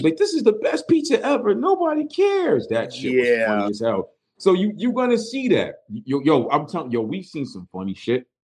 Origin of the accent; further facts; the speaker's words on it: New York, United States; moved away; from growing up in New York and constantly visiting New York after I moved out